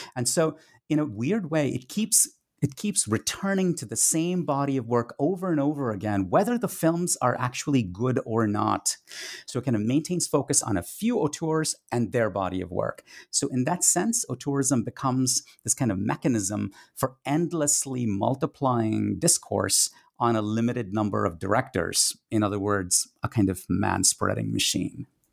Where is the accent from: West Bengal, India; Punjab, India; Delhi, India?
West Bengal, India; Kolkata; first language Tamil; English is a second language; moved away as an adult; a teenage cinephile growing up in India in the nineteen eighties